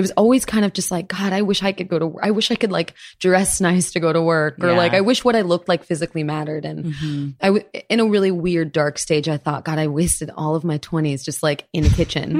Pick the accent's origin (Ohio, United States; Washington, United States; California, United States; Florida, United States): Florida, United States; I was born in Florida. My mom's French. My dad is a Brazilian Japanese man.